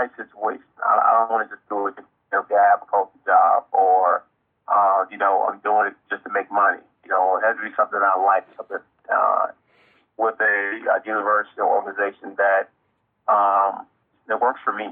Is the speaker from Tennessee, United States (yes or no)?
yes; Tennessee, United States; my life story growing up around the Tennessee